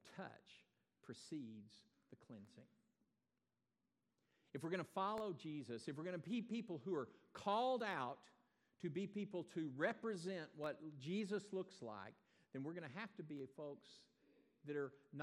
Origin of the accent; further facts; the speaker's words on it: Texas, United States; also born or lived in Iowa; I'm a Texan, and that defines who I am. I wasn't born here, but I have grabbed that nomenclature for my own life. I got here about 15 months old.